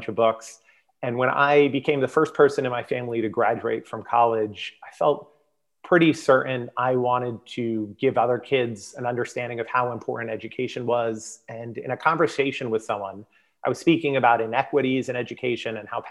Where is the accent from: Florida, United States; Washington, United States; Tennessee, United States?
Florida, United States; South; moved away; born and raised in South Florida